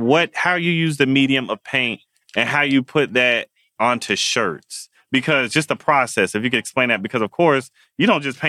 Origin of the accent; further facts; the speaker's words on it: New Haven, Connecticut, United States; That's where we were born. We're from New Haven.